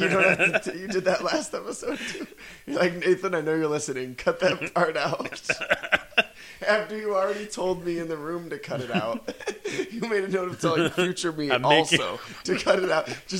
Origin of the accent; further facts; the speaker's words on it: United States; we grew up in America.